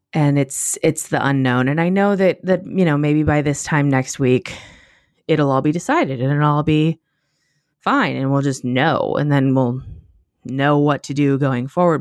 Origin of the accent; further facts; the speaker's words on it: United States; I am an American